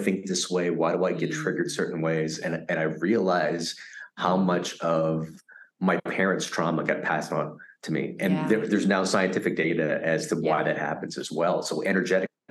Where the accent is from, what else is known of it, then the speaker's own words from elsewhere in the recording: United States; also born or lived in Vietnam / Philippines; a kid growing up in America after surviving that boat journey